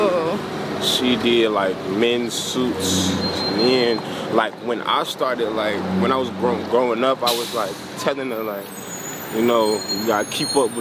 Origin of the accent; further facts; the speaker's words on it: Chicago, Illinois, United States; I was born and raised in Chicago